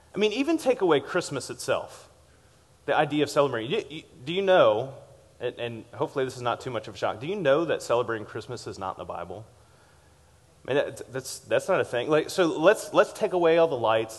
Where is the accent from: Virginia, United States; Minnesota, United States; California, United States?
Virginia, United States; Richmond; as a kid growing up in Richmond, Virginia